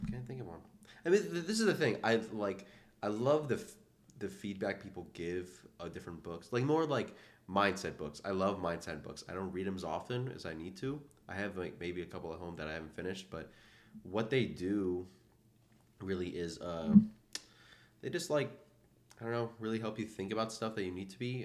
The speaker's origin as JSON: {"language": "English", "town": "Atlanta", "region": "Georgia", "country": "United States", "moved": "as an adult", "lives_now": "Philadelphia, United States", "said": "I'm also from Atlanta"}